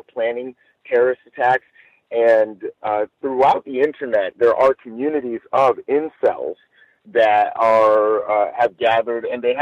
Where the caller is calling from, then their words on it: Los Angeles, California, United States; I'm calling live from Los Angeles